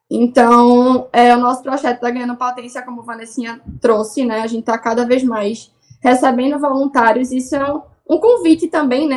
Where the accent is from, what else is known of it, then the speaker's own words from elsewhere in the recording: Recife, Pernambuco, Brazil; Eu sou da Torre da Vila Santa Luzia. Nasci lá e tô lá até hoje.